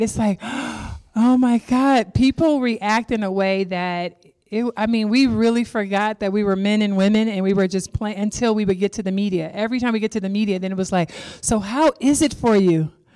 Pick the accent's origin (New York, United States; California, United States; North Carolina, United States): California, United States; Compton; When I started playing basketball, I was twelve years old in Compton